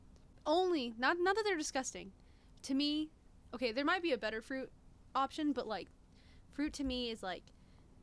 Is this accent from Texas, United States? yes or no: yes; Dallas, Texas, United States; I grew up in Dallas